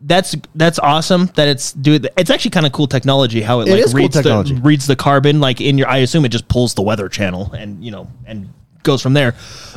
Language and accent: English; near Los Angeles, California, United States; now in Utah, United States; So we grew up near Los Angeles, right?